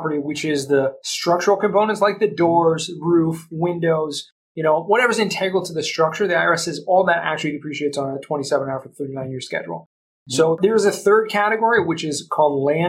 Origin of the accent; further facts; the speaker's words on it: Southern California, United States; moved away as an adult; also born or lived in Los Angeles / San Diego; now in Jerusalem, Israel; I grew up in Southern California, so I spent most of my days in LA and San Diego